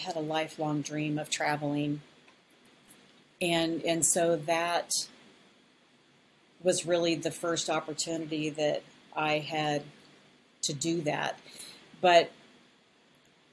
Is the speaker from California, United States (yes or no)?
no; Colorado, United States; moved away as an adult; also born or lived in Las Vegas; I am originally from Colorado